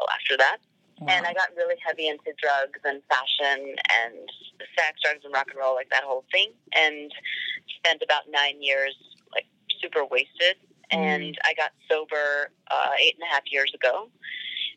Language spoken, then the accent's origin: English; New York City, New York, United States; I was born in New York in Queens. And I grew up in New York City.